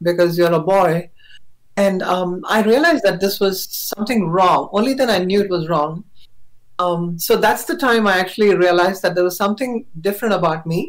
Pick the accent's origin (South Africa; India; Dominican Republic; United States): India; I was born in India. I'm a South Asian